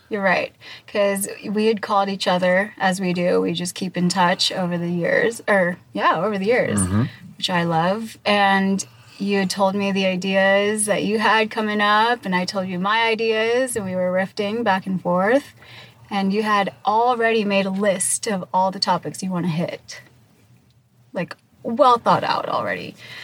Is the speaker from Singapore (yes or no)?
yes; Singapore; also born or lived in Torrance, California / Philippines / Hong Kong; I was born in Torrance, California. That's close to Long Beach. And I had a pretty interesting upbringing. I moved to the Philippines, then to Hong Kong, and then 1 year back in the U.S. for third grade, and then fourth grade all the way to eighth grade, I lived in Singapore.